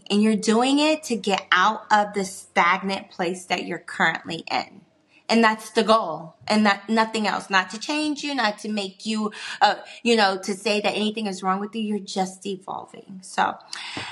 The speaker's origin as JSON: {"language": "English", "town": "Washington", "region": "District of Columbia", "country": "United States", "said": "I am a northerner. I am from Washington, D.C., the hustle bustle city"}